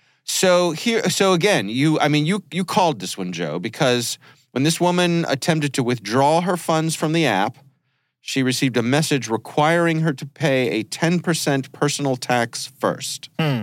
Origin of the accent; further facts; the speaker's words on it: France; now in West Philadelphia, United States; Right. We are from France.